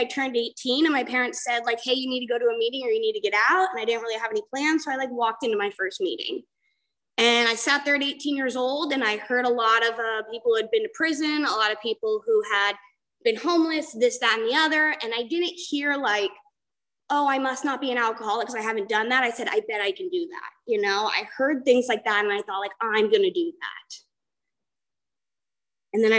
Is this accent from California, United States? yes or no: yes; San Clemente, California, United States; I'm from San Clemente, California.